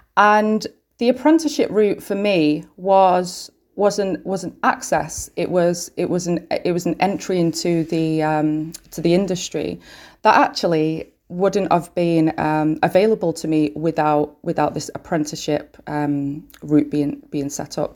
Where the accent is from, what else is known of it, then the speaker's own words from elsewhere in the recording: Manchester, North West England, United Kingdom; I'm from Manchester, born and bred